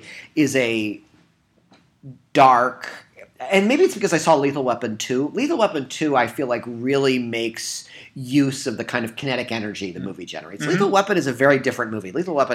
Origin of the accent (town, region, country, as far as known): Midwest, United States